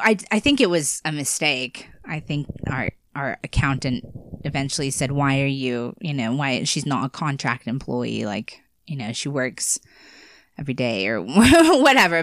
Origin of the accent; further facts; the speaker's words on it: United States; living in America